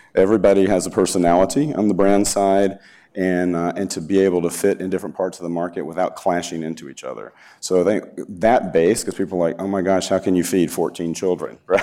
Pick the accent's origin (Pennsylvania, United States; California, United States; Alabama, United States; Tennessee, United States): Alabama, United States; moved away; I'm from Alabama